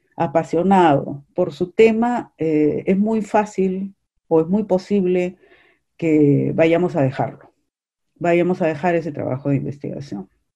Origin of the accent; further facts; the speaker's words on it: Peru; los tres somos peruanos